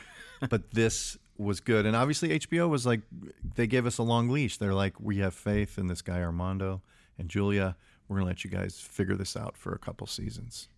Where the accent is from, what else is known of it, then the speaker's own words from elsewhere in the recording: Chicago, Illinois, United States; I grew up in Chicago.